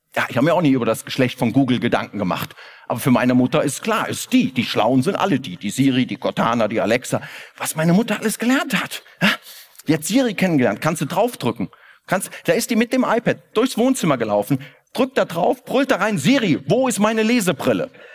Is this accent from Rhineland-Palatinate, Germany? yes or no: yes; Koblenz, Rhineland-Palatinate, Germany; now in Cologne, Germany; Ich komme aus Koblenz